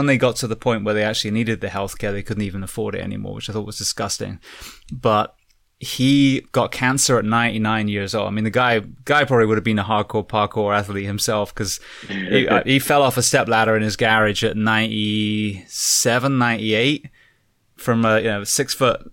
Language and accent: English; England, United Kingdom; now in United States; as an Englishman living in the UK, excuse me, in the US